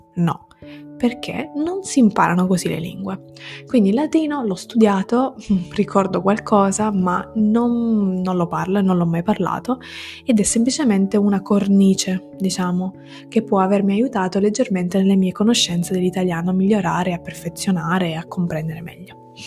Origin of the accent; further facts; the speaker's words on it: Sicily, Italy; first language Italian and Sicilian; now in Turin, Italy; sono siciliana, vivo a Torino